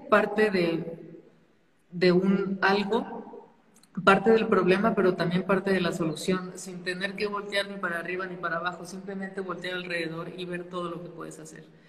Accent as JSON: {"language": "Spanish", "town": "Saltillo", "region": "Coahuila", "country": "Mexico", "tie": "born or raised there", "also_born_or_lived": "Spain", "moved": "as an adult", "lives_now": "Mexico City, Mexico", "said": "soy de Saltillo, Coahuila. Este, crecí allá"}